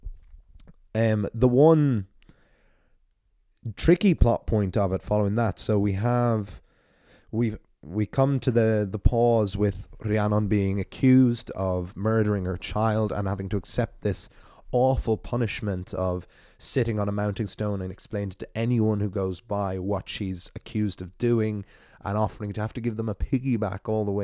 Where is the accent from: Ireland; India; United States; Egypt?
Ireland; accent: Irish; my Irish storyteller voice